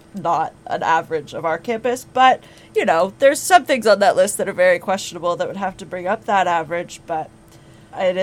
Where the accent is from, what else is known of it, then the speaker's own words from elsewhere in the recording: Balzac, Alberta, Canada; moved away as an adult; now in Fredericton, Canada; my hometown, Balzac, Alberta